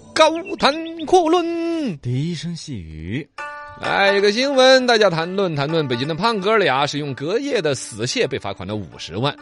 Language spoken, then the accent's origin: Chinese; Chengdu, Sichuan, China; 我们成都人